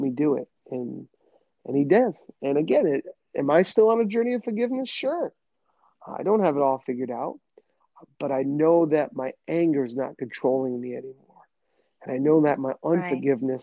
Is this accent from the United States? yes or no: yes; New England, United States; accent: New England; my New England accent kicked